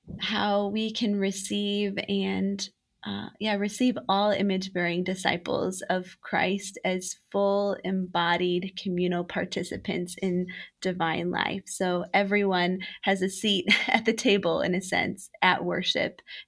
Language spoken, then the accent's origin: English; Romania; I was a little girl growing up in Romania as a missionary kid